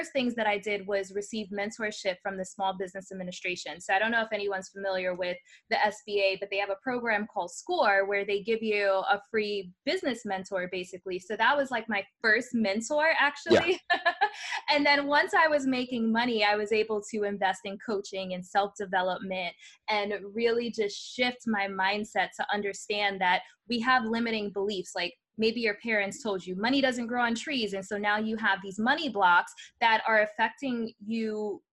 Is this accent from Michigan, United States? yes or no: no; New York City, New York, United States; now in Florida, United States; I was born in the Bronx, New York